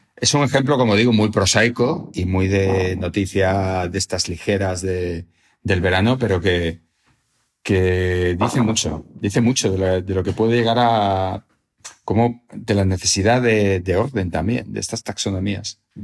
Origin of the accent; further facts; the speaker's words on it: Salamanca, Castile and León, Spain; haber nacido y haber pasado mi infancia en Salamanca